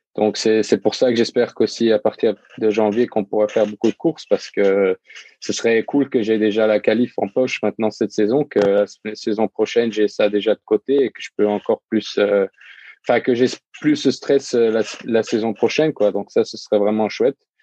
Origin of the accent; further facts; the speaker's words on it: Luxembourg; je viens du Luxembourg